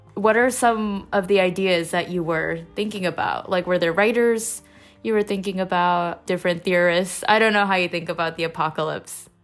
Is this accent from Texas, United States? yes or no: no; Indiana, United States; I grew up in Indiana, um, after my family immigrated, so I pretty much did my first grade to twelfth grade in Indiana.